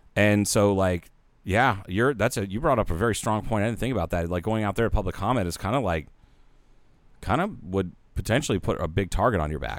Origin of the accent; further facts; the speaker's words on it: Ohio, United States; now in Kingman, Arizona, United States; I grew up with in Ohio